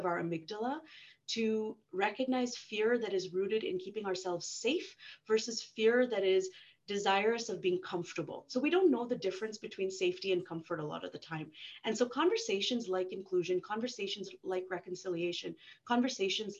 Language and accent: English; Canada; when I travel outside of Canada and identify myself as Canadian